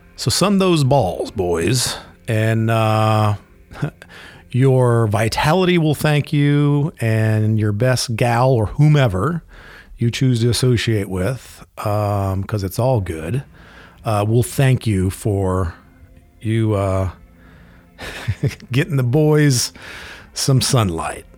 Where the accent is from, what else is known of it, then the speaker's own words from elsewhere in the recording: Florida, United States; I grew up in Florida